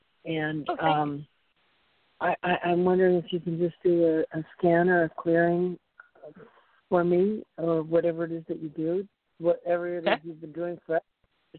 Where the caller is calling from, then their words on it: Central Coast, California, United States; I'm calling from Central Coast, California.